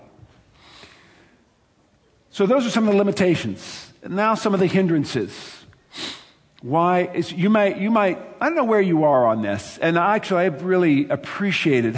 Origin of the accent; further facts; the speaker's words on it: United States; I am an American